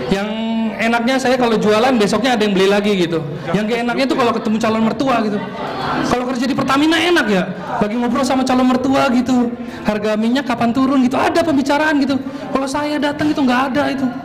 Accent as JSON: {"language": "Indonesian", "region": "North Sumatra", "country": "Indonesia", "said": "Ya kenalkan … dan saya orang Batak."}